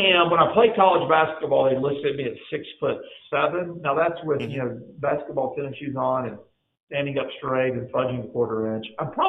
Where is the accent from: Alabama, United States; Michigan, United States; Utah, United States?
Alabama, United States; Mobile; I grew up in Mobile, Alabama. I came to know the Lord my freshman year in college. I grew up in a Christian home in a Southern Baptist conservative church